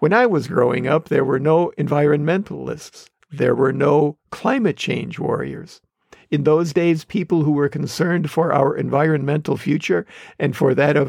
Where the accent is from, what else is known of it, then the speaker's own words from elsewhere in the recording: Wisconsin, United States; growing up in Wisconsin